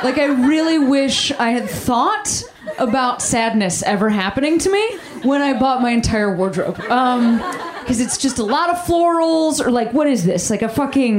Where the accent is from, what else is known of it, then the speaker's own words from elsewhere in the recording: Chicago, Illinois, United States; I threw out a first pitch for the Chicago Cubs. My hometown